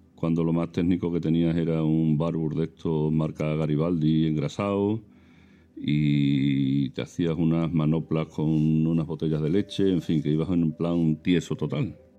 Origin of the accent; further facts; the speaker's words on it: Villafranca de los Barros, Extremadura, Spain; yo soy del sur de Badajoz, de Villafranca de los Barros